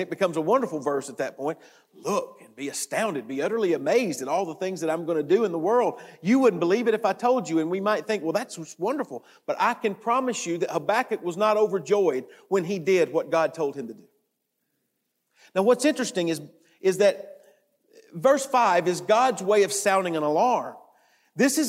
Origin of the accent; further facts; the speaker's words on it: United States; We're from the United States and we sometimes say we're from America